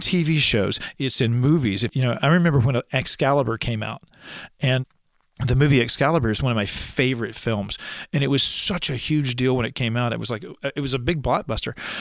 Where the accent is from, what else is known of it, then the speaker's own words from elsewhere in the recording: East Alabama, United States; I am from East Alabama